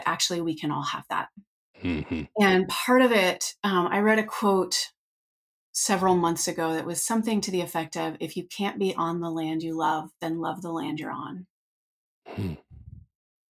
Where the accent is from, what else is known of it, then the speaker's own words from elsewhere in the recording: Northern California, United States; I grew up in Northern California, but we lived up a dirt road